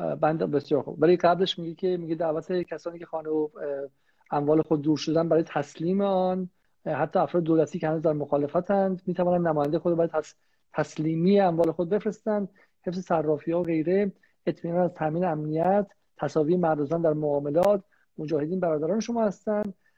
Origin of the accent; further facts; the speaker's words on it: Iran; به عنوان یک ایرانی